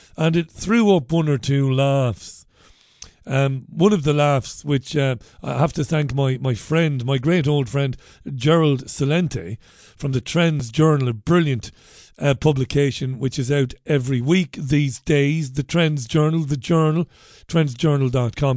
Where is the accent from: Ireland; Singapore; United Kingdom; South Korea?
Singapore; I'm Singaporean.